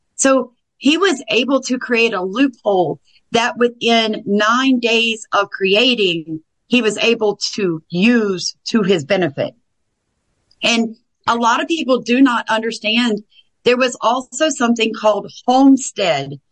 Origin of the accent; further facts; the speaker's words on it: the South, United States; I'm from the South.